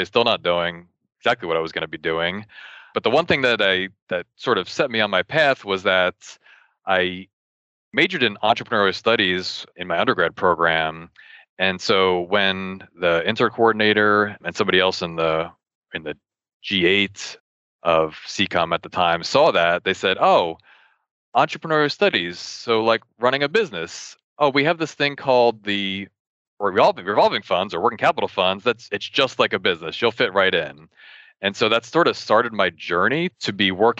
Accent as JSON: {"language": "English", "region": "New Jersey", "country": "United States", "tie": "born or raised there", "said": "I was born and raised in New Jersey"}